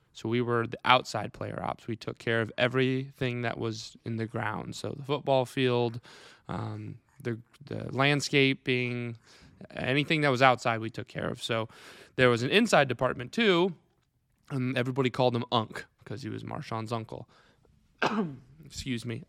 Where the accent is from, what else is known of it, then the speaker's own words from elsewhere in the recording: Clarion, Iowa, United States; born and raised here in, uh, Wright County, Clarion Grad